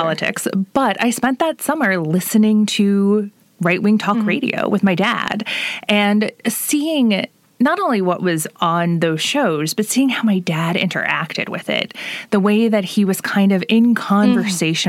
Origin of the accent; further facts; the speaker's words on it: Evansville, Indiana, United States; I'm from Evansville originally